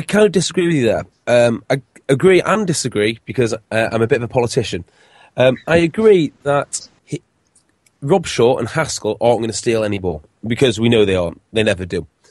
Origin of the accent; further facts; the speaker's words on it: Wales, United Kingdom; as a Welshman